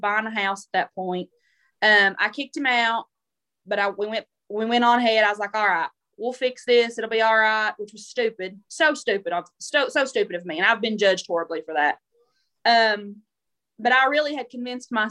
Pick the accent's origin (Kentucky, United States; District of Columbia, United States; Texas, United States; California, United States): Kentucky, United States; southeastern; I'm from the South